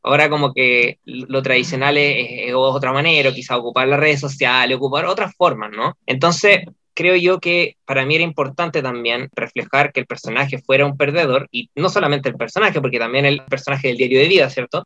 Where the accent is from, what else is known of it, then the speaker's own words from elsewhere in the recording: Chile; el chileno tiende a ser medio etnocéntrico también